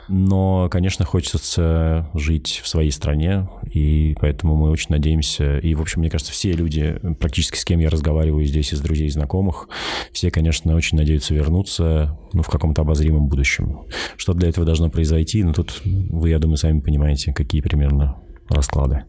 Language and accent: Russian; Russia; moved away as an adult; now in Tbilisi, Georgia; я из России